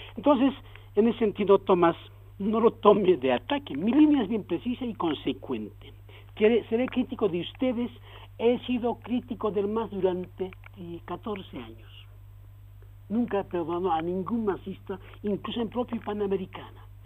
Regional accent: Bolivia; yo soy boliviano

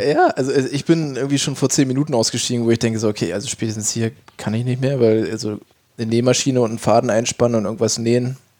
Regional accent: East Germany, Germany; ich komme ja auch aus den neuen Bundesländern

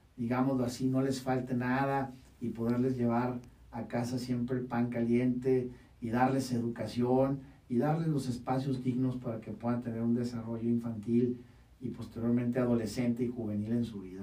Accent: Mexicali, Baja California, Mexico; moved away as an adult; now in Tijuana, Mexico; Yo nací el 8 de septiembre de 1982 en la ciudad de Mexicali. Actualmente tengo 38 años, de los cuales 20 ya eh, llevo residiendo en la hermosa ciudad de Tijuana, Baja California

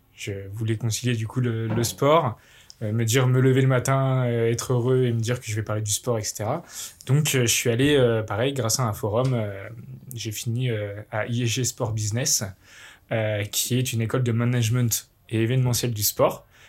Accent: village near Bourg-en-Bresse, Bresse, Auvergne-Rhône-Alpes, France; jeune Bressan, je viens du petit village de Lan, à côté de, Bourg-en-Bresse.

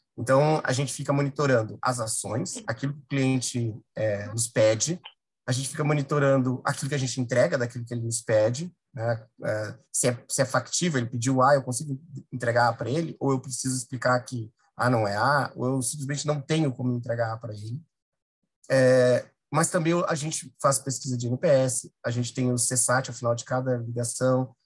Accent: Rio Grande do Sul, Brazil; moved away as an adult; Eu sou gaúcho, obviamente, tô, mas já estou aqui há uns 10 anos e eu sei como aí no Sul é, é difícil

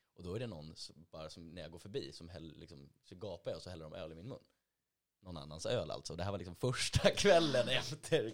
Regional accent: Täby, Stockholm County, Sweden; Täby där jag är ifrån.

